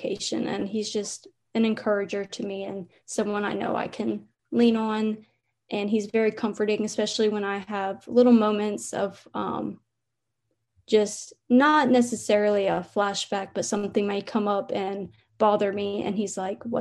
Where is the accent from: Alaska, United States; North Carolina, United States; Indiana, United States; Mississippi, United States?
North Carolina, United States; moved away as an adult; now in Alabama, United States; I'm from North Carolina and I go to school in Alabama.